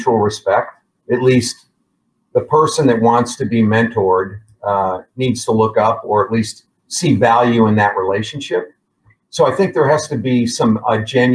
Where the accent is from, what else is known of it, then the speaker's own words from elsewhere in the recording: Midwest, United States; moved away as an adult; now in Dallas, United States; I was raised in the Midwest, came to Dallas early, like in my late 20s, came to Dallas